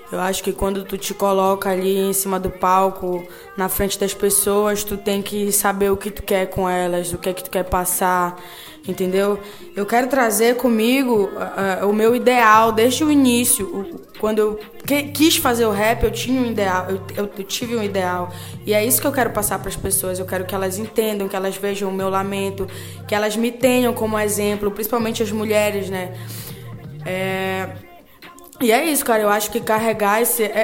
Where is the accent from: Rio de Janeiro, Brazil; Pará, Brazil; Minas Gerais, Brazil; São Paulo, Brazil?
Pará, Brazil; now in Belém, Brazil; a minha história começa quando eu venho do Marajó em 2002 para Belém do Pará.